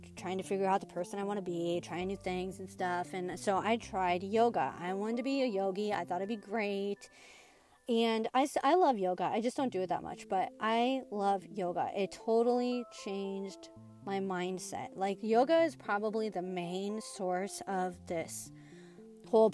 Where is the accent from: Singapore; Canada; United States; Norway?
United States; Midwest; I'm from the Midwest.